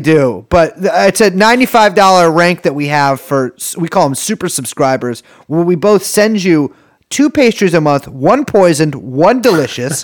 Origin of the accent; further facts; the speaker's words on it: United States; I'm American. You call me an American. I live in America